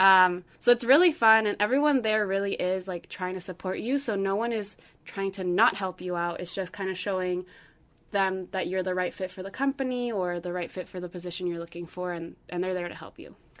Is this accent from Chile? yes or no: yes; Santiago, Santiago Metropolitan Region, Chile; moved away; I'm from Santiago, Chile